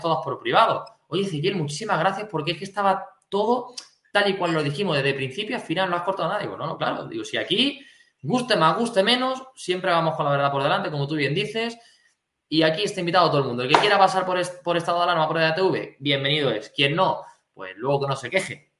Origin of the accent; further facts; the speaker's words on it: Spain; Yo me siento patriota, yo me siento español